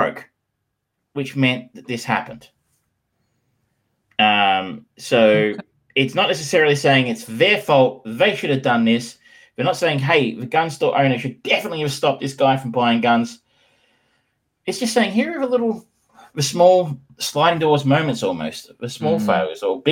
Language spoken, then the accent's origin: English; Geelong, Victoria, Australia; I grew up in Geelong.